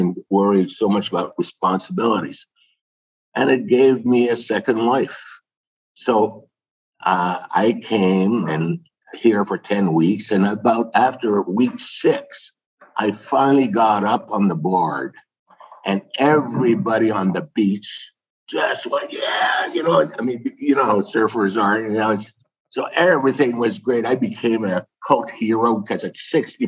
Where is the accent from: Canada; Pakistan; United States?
Canada; being French Canadian